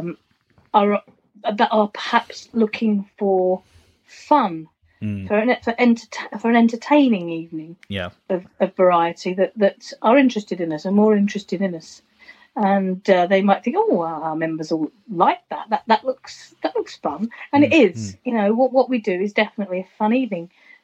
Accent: United Kingdom; I come from Greater London or Essex, and my childhood was people singing …

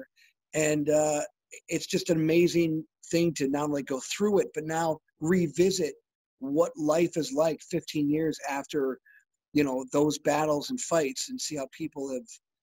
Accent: Western New York, United States; Western New York, my hometown

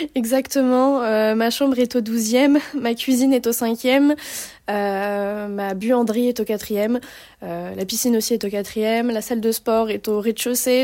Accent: France; accent: bien français et non bourgeois; moved away as an adult; now in Canada; J'aime trop mon accent bien français et non bourgeois

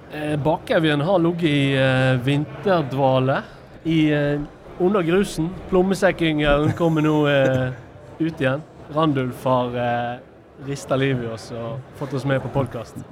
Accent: Western Norway, Norway; also born or lived in Tysnes; Som vestlendinger

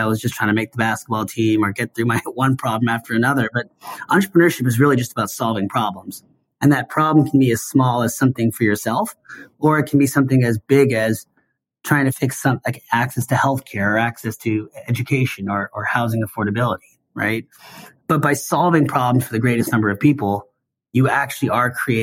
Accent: Seattle, Washington, United States; I grew up in Seattle

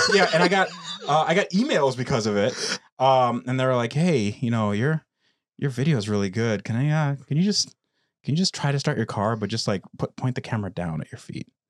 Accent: United States; born or raised there; also born or lived in Russia

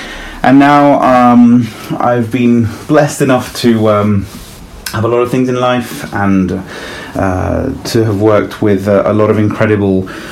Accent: London, United Kingdom; born or raised there; also born or lived in Italy

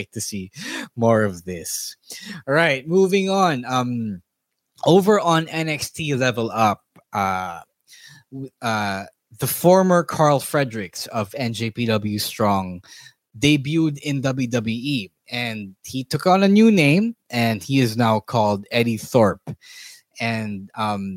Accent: Philippines; As a Filipino

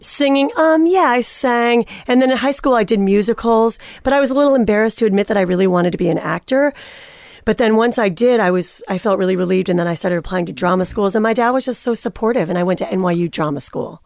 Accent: Cleveland, Ohio, United States; I was born and raised in Cleveland, Ohio

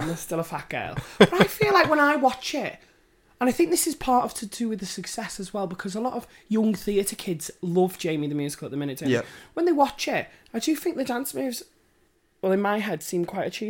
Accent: Wirral, North West England, United Kingdom; I grew up in the Wirral.

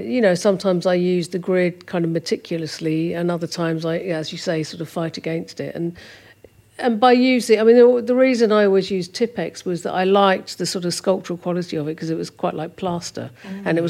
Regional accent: Doddinghurst, East of England, United Kingdom; also born or lived in Ilford, London; We moved to Essex. It's further out into Essex, into a place called Doddinghurst.

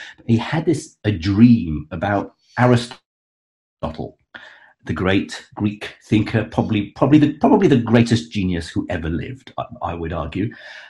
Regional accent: Baghdad, Baghdad Governorate, Iraq; I was born in Baghdad.

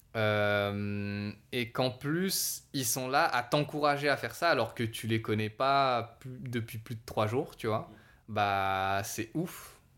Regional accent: Savoie, Auvergne-Rhône-Alpes, France; je suis savoyard

